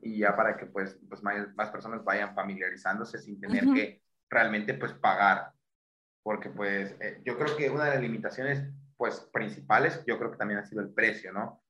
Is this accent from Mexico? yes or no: yes; Mexico; siendo un mexicano